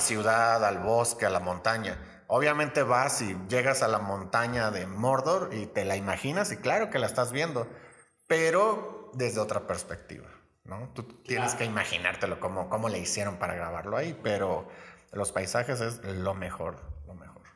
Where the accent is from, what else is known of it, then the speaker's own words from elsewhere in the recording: Los Mochis, Sinaloa, Mexico; moved away as an adult; now in Querétaro, Mexico; soy originario de Los Mochis, Sinaloa